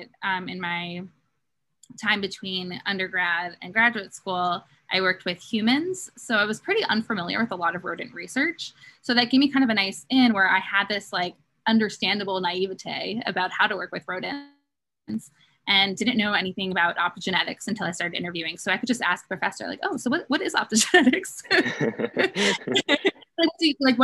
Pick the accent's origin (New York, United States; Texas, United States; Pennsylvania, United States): Pennsylvania, United States; Philadelphia; moved away; I was from Philadelphia